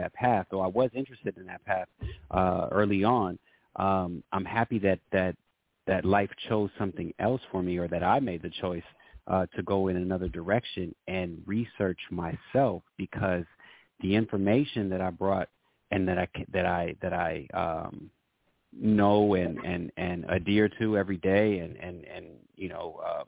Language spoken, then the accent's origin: English; Los Angeles, California, United States; I was born in Los Angeles of multicultural family. My dad is from Senegal. My mom is originally from New York